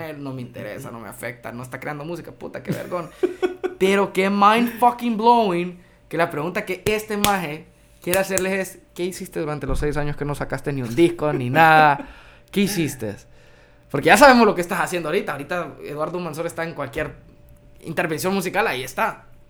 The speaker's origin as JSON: {"language": "Spanish", "country": "Honduras", "said": "yo soy hondureño"}